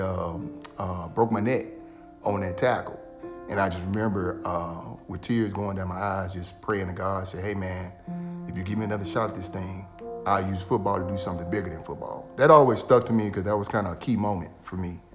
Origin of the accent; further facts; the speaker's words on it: Memphis, Tennessee, United States; I'm from Memphis. Uh, guy that grew up here, uh, played football, high school ball here in Memphis.